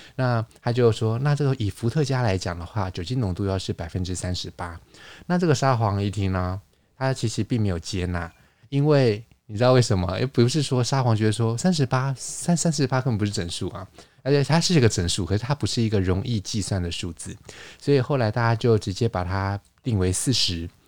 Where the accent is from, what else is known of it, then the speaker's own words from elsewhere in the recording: Taiwan; also born or lived in Paris, France; 像我们台湾这边可能有一些习俗